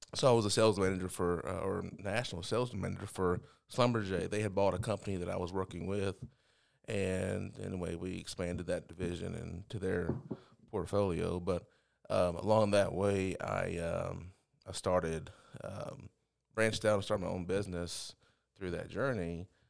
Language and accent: English; Overton, Texas, United States; I grew up in a little small town called Overton.